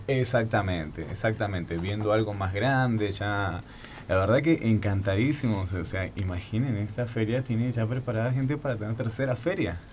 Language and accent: Spanish; Argentina; also born or lived in Colombia; yo soy el Colombo argentino